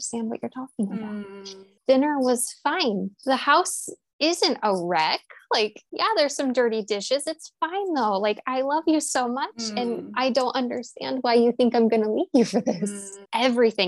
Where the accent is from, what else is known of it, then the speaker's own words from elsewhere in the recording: Pacific Northwest, United States; born and raised in the Pacific Northwest